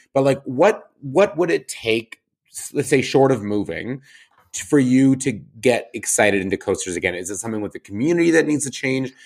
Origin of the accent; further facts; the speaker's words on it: Calgary, Alberta, Canada; now in Toronto, Canada; my hometown